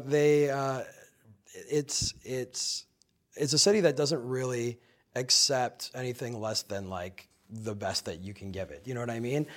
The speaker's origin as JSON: {"language": "English", "region": "Minnesota", "country": "United States", "tie": "born or raised there", "also_born_or_lived": "Chicago", "moved": "yes", "lives_now": "New York, United States", "said": "I grew up in the Midwest, I grew up in Minnesota"}